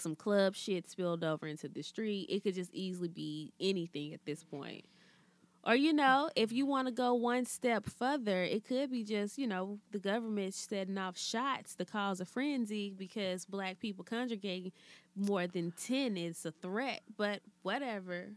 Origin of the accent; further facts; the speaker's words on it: Alabama, United States; growing up in Alabama